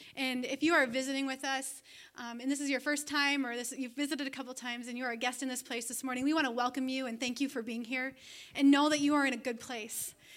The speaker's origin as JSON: {"language": "English", "country": "Canada", "also_born_or_lived": "Toronto, Ontario", "moved": "as an adult", "lives_now": "Siren, Wisconsin, United States", "said": "I am actually a Canadian citizen. I am an alien resident here in America."}